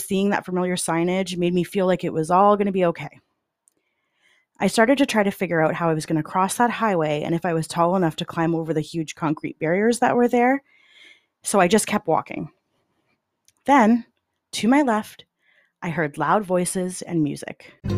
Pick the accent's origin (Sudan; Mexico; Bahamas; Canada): Canada; as a Canadian